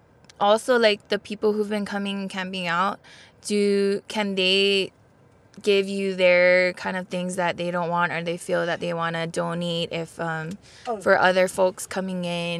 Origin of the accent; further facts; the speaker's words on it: Papakolea, Hawaii, United States; now in Kaimuki, United States; from Papakule Oahu, now living in Kaimuki.